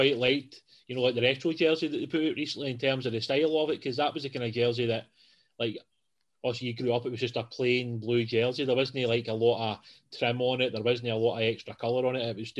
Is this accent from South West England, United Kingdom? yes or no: no; Johnstone, Scotland, United Kingdom; Pretty sure where I grew up in Johnston